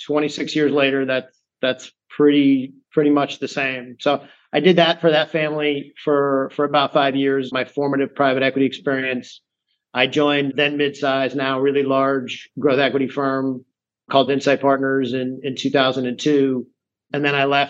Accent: rural Massachusetts, United States; also born or lived in Manhattan, New York; now in New York, United States; I grew up in rural Massachusetts, where I moved when I was a little kid

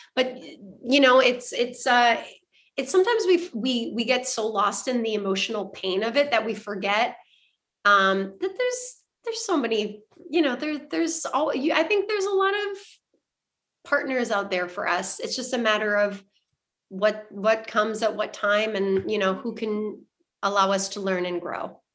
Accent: Canada; I'm French Canadian

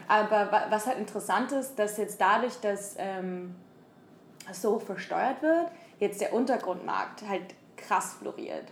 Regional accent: Germany; moved away as an adult; now in San Francisco, United States; habe Supply Chain Management studiert wie ein guter Deutscher

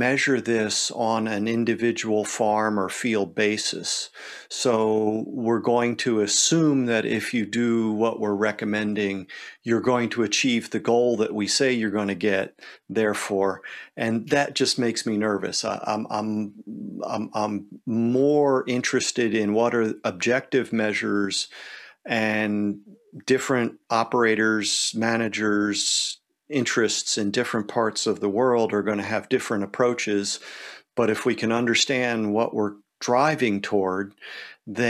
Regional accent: United States; we're American here

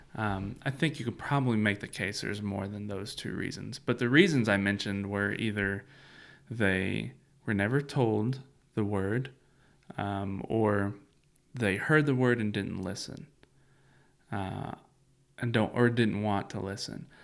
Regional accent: Central Kentucky, United States; growing up in Central Kentucky

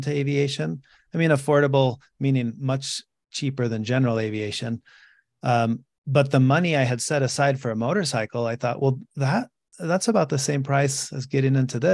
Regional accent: Mexico; moved away; I grew up in Mexico

